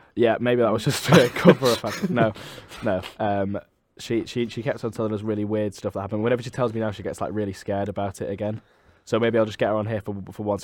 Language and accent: English; Manchester, North West England, United Kingdom; I'm from Manchester